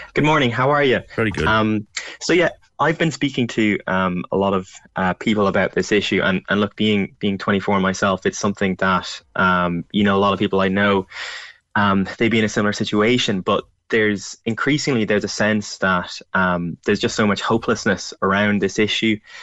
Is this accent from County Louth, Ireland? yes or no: yes; County Louth, Ireland; moved away as an adult; now in Dublin, Ireland; I'm from Louth